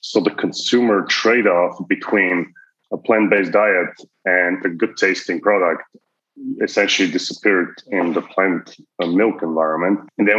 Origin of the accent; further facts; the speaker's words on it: Bulgaria; moved away as an adult; also born or lived in Toronto, Canada; now in United States; I am Canadian and before that, Bulgarian. So lived in Europe for a long time, then moved to Toronto, spent a good chunk of my career there, and then in the United States since 2010.